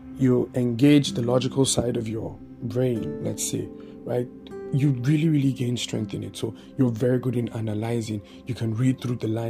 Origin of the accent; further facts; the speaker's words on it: Bauchi, Nigeria; I had this family that I grew up with in Bauchi